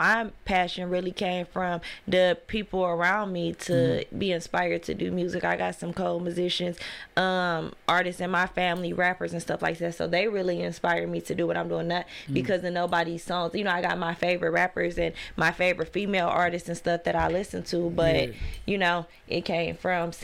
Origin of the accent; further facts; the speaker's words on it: Detroit, Michigan, United States; I come from a, you know, well-known family on the east side. Like, we from Mac and Gray